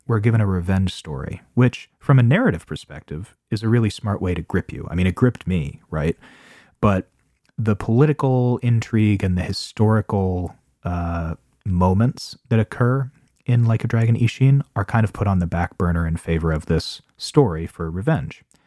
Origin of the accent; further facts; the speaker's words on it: United States; I'm American